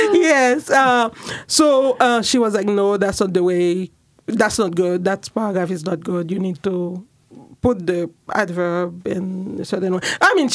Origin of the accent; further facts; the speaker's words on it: Jérémie, Grand'Anse, Haiti; moved away as an adult; now in Portland, United States; I'm from Jeremy, and then here I'm in Portland.